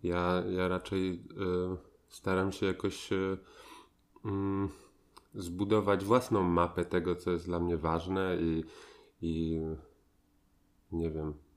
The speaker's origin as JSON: {"language": "Polish", "country": "Poland", "moved": "as an adult", "said": "wyjechałem, wyjechałem na długo z Polski"}